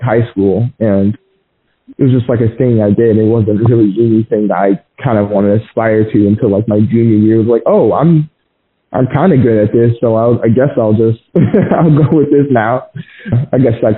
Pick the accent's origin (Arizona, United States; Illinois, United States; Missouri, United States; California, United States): Arizona, United States; Glendale; I was born in Arizona, Phoenix, Arizona, in this county called Glendale